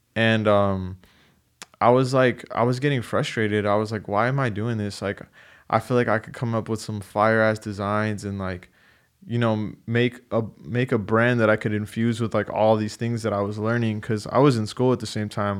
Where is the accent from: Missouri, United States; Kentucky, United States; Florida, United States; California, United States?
California, United States; San Diego; I was born in San Diego